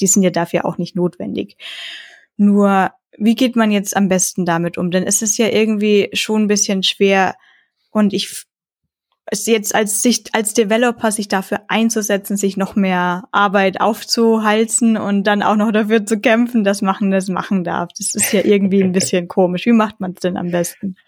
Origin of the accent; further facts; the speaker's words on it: Franconia, Bavaria, Germany; als Franke